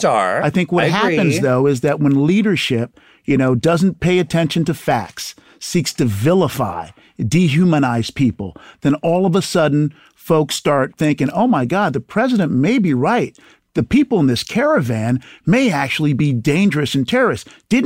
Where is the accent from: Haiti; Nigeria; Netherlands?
Haiti; born there; So look, I come from the country of Haiti. I was born in Haiti.